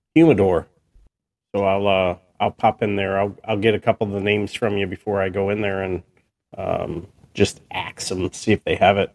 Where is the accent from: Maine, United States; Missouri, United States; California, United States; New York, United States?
New York, United States; I was born in New York